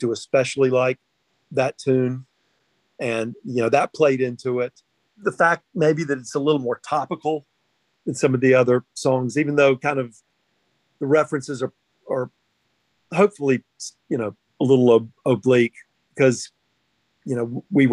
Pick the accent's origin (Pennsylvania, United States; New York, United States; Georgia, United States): Georgia, United States; also born or lived in North Carolina / Macon, Georgia; I was born in Georgia, moved to North Carolina for a while, and when I moved back to Georgia with my family